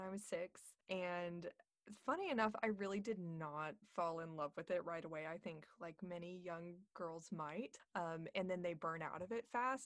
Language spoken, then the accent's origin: English; Corpus Christi, Texas, United States; also born or lived in Houston, Texas / Dallas, Texas / College Station, Texas; now in Austin, United States; I grew up in Corpus Christi, Texas, which is on the Gulf Coast